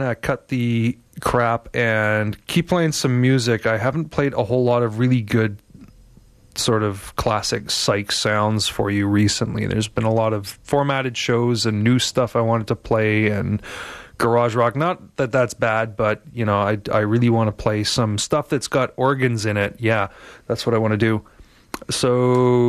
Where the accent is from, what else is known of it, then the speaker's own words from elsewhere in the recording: Montreal, Quebec, Canada; now in Vancouver, Canada; I grew up in Pierrefonds, which is like the next suburb to the north